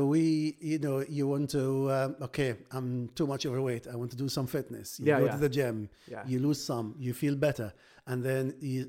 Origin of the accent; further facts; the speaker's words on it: Egypt; English is a second language; now in United Kingdom; So I came from Egypt. I came to Britain in 2000s, so good 22 years now, and you can imagine to find a work to do at the doctor, the cultural difference, the language differences, all this you have to go through.